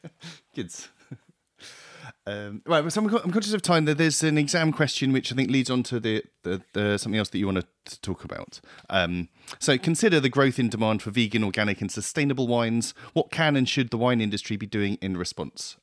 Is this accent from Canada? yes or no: no; Plymouth, South West England, United Kingdom; I grew up in Plymouth